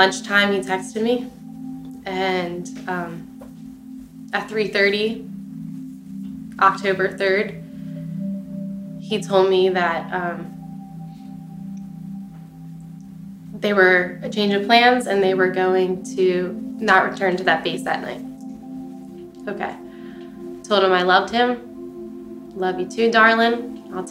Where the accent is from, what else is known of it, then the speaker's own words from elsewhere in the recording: Philadelphia, Pennsylvania, United States; I'm a girl from Philly, but I'm country as hell